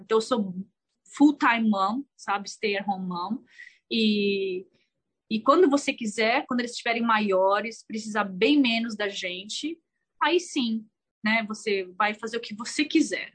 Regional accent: Brazil; first language Portuguese; moved away as an adult; also born or lived in Thailand; now in United States; a gente foi criada no Brasil com a cultura brasileira, sabe? O português ainda é meu primeiro idioma

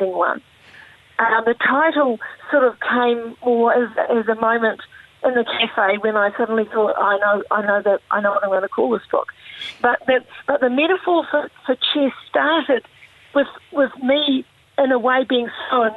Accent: New Zealand; growing up in New Zealand

